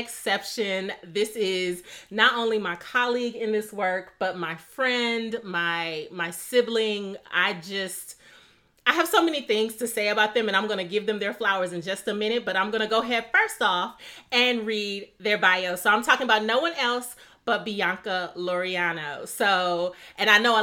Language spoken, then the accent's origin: English; Midwest, United States; growing up in the Midwest